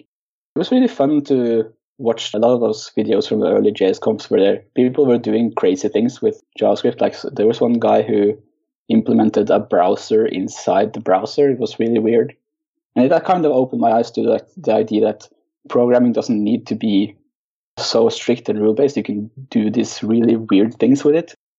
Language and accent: English; Oslo, Norway; I'm from Oslo, Norway where I uh, work as a web developer for a consultant firm.